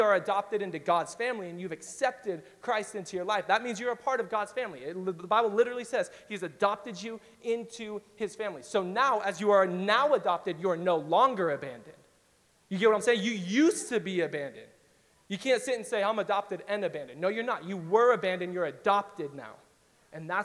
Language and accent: English; Riverside, California, United States; And I grew up in East Riverside, so that's like Diet Compton for those of you who've never been to East Riverside.